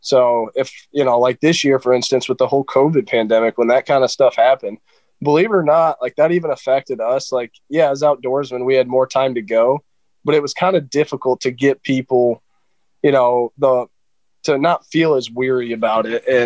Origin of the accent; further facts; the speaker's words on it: Michigan, United States; I was raised up here in Michigan